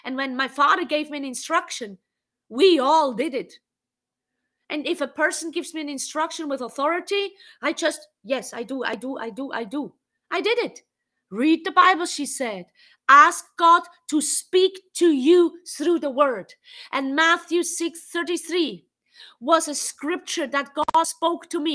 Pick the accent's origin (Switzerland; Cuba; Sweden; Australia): Switzerland; English is a second language; moved away as an adult; now in United States; I grew up in Switzerland and I lived in Switzerland for the most of my life. I'm living here in America since 2.5 years